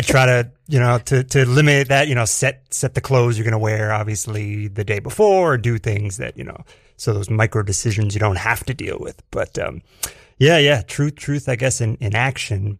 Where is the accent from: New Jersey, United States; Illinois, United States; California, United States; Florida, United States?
New Jersey, United States; Edison; moved away as an adult; now in New York, United States; Central Jersey for me, uh, Edison